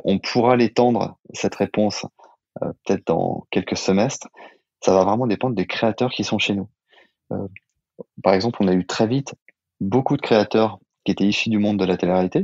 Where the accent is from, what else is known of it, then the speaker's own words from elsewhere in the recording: Saint-Étienne, Auvergne-Rhône-Alpes, France; also born or lived in Lyon; now in Paris, France; On est deux copains d'enfance d'origine stéphanoise